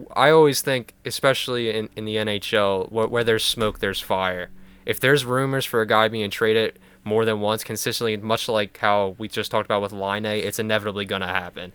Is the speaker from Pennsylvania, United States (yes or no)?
yes; Philadelphia, Pennsylvania, United States; I'm from Philadelphia